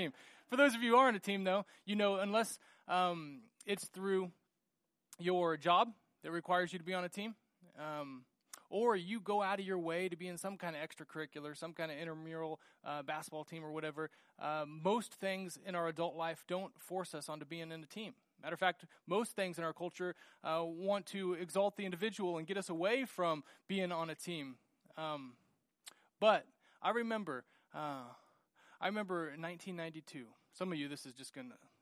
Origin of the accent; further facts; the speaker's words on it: United States; growing up in the United States